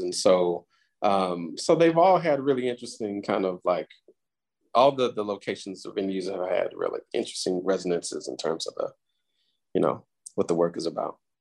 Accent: Houston, Texas, United States; Houston is my hometown and the place where a lot of this, well, most of this work was made

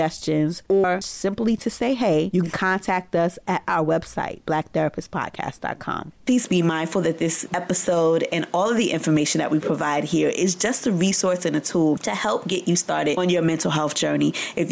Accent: Brooklyn, New York, United States; born or raised there

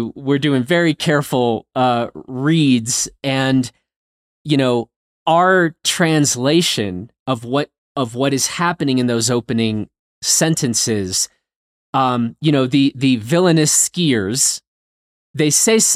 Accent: United States; as an American

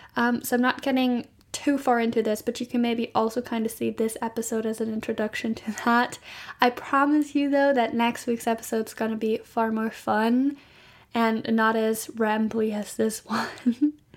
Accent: Germany; I'm from Germany

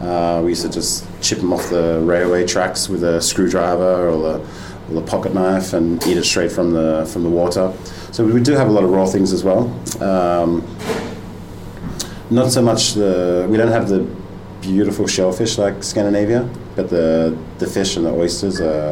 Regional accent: Australia; moved away as an adult; also born or lived in London; now in Denmark; I'm an Australian chef who now lives in Denmark. My background is restaurants in Sydney, and then moved to London.

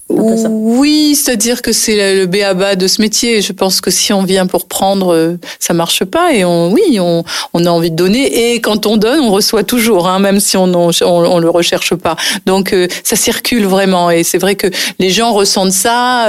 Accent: Nice, Provence-Alpes-Côte d'Azur, France; moved away as an adult; also born or lived in Paris; j'ai passé toute mon enfance à Nice et je suis restée à Nice jusqu'au moment où j'ai décidé d'être comédienne et de partir à Paris. Donc euh, j'avais 22 ans

